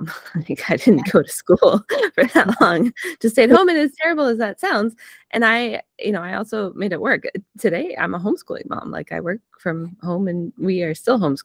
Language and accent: English; Vermont, United States; I grew up in Vermont